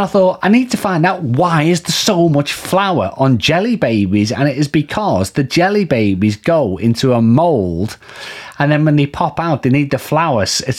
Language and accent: English; Liverpool, North West England, United Kingdom; I'm from Liverpool.